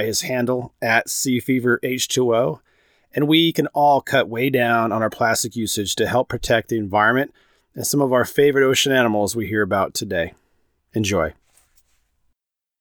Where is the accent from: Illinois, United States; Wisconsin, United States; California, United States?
California, United States; Santa Cruz; growing up in Santa Cruz where the water's cold